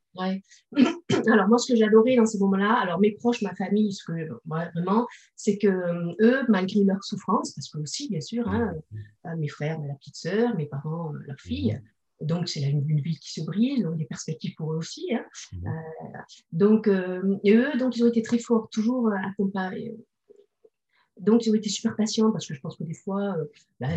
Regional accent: Bordeaux, Nouvelle-Aquitaine, France; now in Toulouse, France; De Bordeaux. Moi, je suis bordelaise.

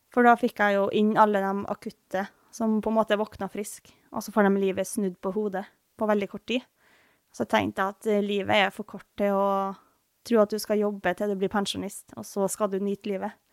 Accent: Trøndelag, Norway; born or raised there; moved away

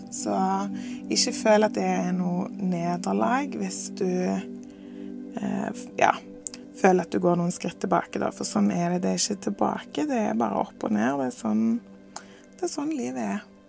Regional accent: Norway; moved away as an adult; jeg tilbake til Norge og til hjembyen min

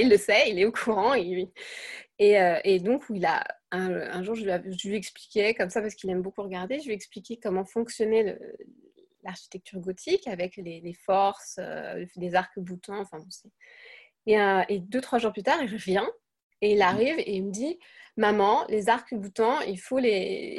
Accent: France; moved away as an adult; also born or lived in Germany; now in Siegburg, Germany; je suis française. J'habite en Allemagne depuis bien longtemps, 13 ans à peu près

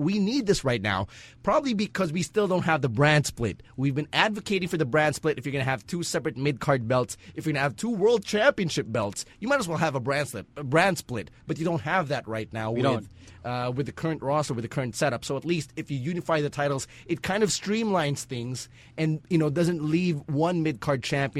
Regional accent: Philippines; We're Filipino.

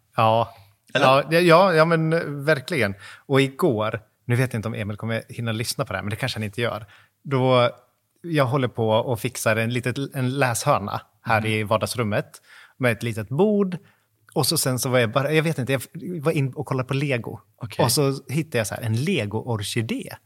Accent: Floby, Västra Götaland, Sweden; moved away; när vi är hemma i Floby

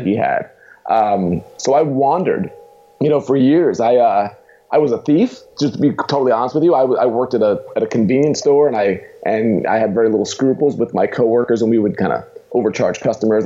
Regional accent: Long Island, New York, United States; moved away as an adult; also born or lived in Queens, New York / Indiana; now in Pittsburgh, United States; moved out to Long Island, New York, as a kid

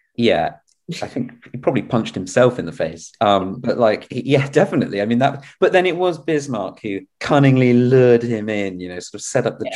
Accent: England, United Kingdom; as an English person

